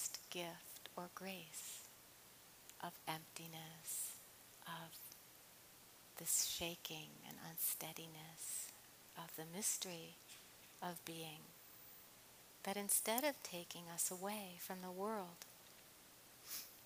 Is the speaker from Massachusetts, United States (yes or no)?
yes; Cambridge, Massachusetts, United States; moved away as an adult; now in California, United States; I come from Cambridge, where I was born and lived almost 30 years of my adult life.